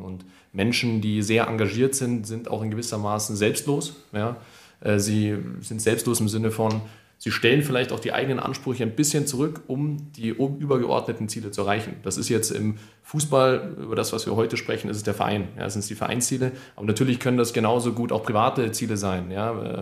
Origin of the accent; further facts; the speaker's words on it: Munich, Bavaria, Germany; München ist meine Heimat